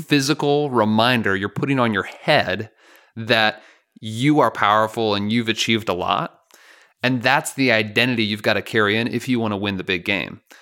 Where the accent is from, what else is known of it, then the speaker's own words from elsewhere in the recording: Chicago, Illinois, United States; I grew up in Chicago